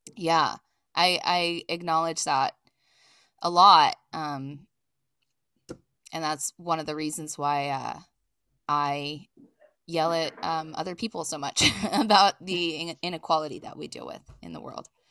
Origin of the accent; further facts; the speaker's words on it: East Coast, United States; now in Los Angeles, United States; I'm originally from the East Coast, but I've lived in Los Angeles since nineteen ninety-nine